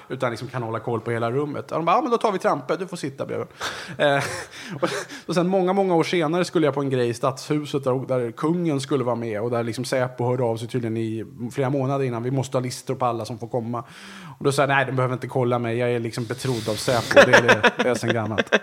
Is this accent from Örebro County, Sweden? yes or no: no; Resarö, Stockholm County, Sweden; jag kommer alltså från en liten ö som heter Resarö som ligger utanför Vaxholm då, där jag är uppvuxen.